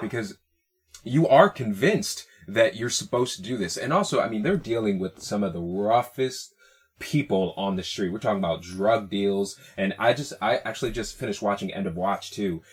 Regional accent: Hartford County, Connecticut, United States; moved away as an adult; also born or lived in Puerto Rico (ancestry); now in Bay Area, United States; I grew up in Hartford County in Connecticut

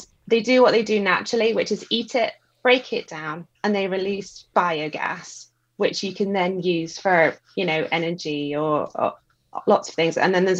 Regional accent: Scotland, United Kingdom; I'm Scottish.

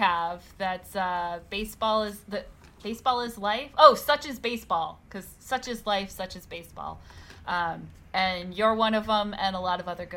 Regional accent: United States; growing up outside New York

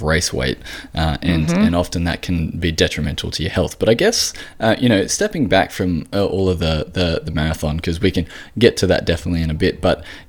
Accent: Australia

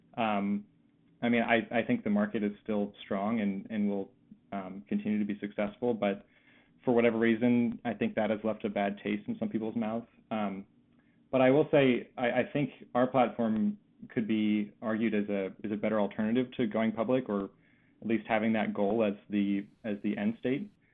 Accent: Philadelphia, Pennsylvania, United States; I grew up in the Philadelphia area, uh, and after college, I came back home

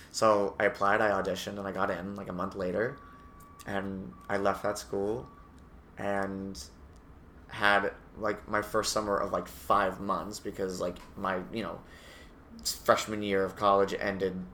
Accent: Massachusetts, United States; Massachusetts and I went to University of Massachusetts at Amherst uh, as a theater major for a year

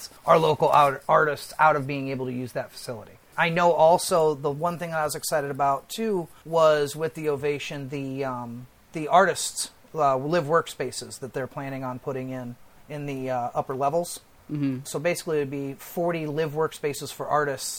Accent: Peoria, Illinois, United States; now in Lansing, United States; I'm from Peoria, Illinois originally.

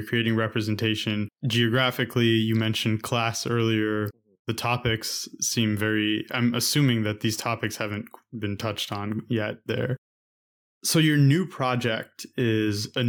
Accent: United States; growing up in America

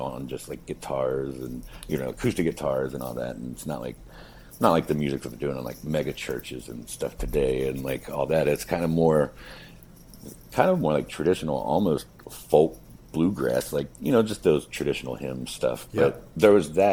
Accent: Cincinnati, Ohio, United States; I was born here in Cincinnati in 1979, and I've spent little time elsewhere, really, except time spent like on the road traveling.

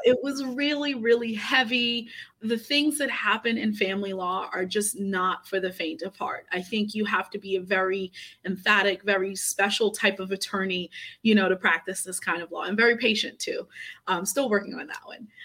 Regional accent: New York City, New York, United States; moved away as an adult; also born or lived in Port-au-Prince, Haiti; now in Maryland, United States; I came here uh, when I was two years old

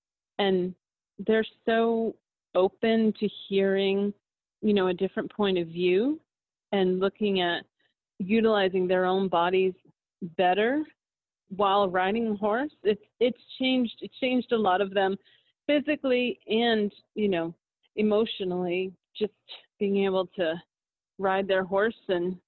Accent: Massachusetts, United States; now in Albuquerque, United States; I'm from Massachusetts and I've lived all over the country

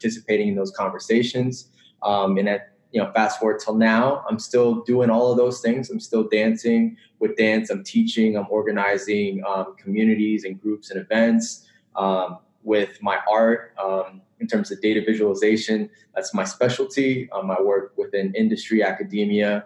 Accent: Northern Virginia, United States; I grew up in Northern Virginia, which is about 30 minutes away, less than 30 minutes away from DC.

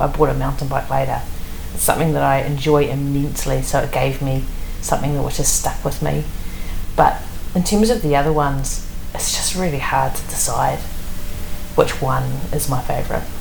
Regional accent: Wellington, New Zealand; I'm from Wellington, and Wellington is you know it's raining for much of the year.

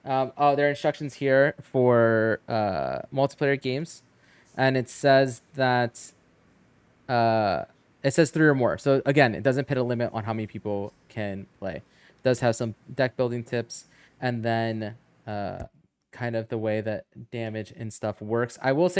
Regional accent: New Jersey, United States; Is it weird that growing up in Jersey, I see this paper and all I think is of like a pork roll egg?

